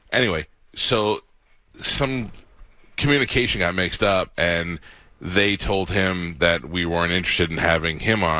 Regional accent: New York, United States; now in Florida, United States; I'm from New York.

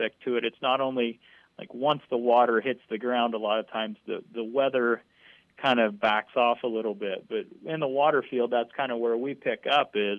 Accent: Southeast Ohio, United States; moved away as an adult; also born or lived in Tucson, Arizona / Spokane, Washington; I grew up in Southeast Ohio and never really left the state until I decided I wanted to go to grad school

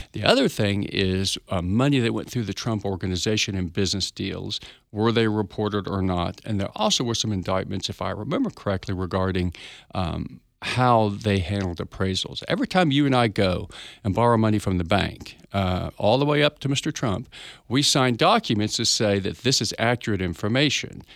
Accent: Tulsa, Oklahoma, United States; I'm from Tulsa, Oklahoma. I'm an attorney here, been here about, oh, all my life

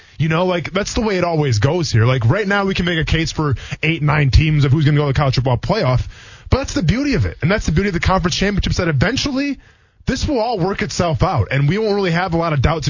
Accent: Wisconsin, United States; I grew up in Wisconsin.

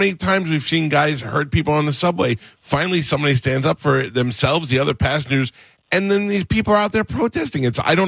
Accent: New York, United States; I grew up in New York

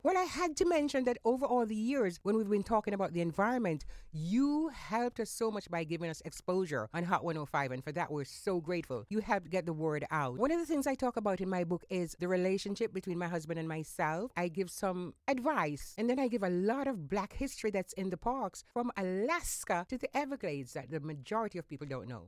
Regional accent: Jamaica; now in South Florida, United States; my childhood growing up in Jamaica in the countryside

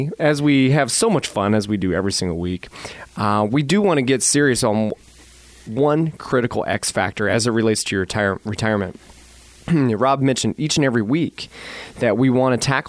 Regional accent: Miami Valley, Ohio, United States; We're born and raised in the Miami Valley

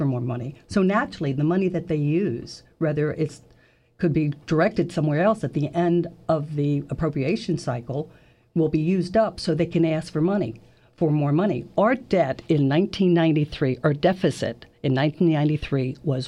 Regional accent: Washington, United States; moved away as an adult; also born or lived in Jacksonville, Florida; now in Florida, United States; I'm actually from Washington. I've lived here for 19 years

